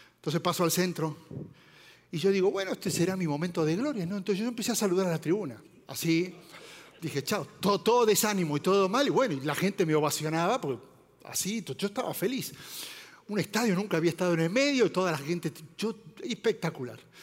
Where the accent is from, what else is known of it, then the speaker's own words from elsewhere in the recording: Argentina; moved away; soy argentino